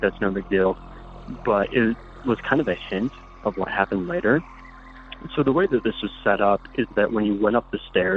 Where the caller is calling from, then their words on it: Utah, United States; I'm calling from Utah.